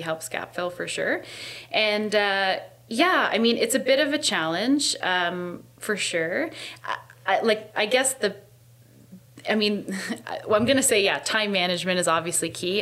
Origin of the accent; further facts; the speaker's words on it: Hamilton, Ontario, Canada; I grew up in East End Hamilton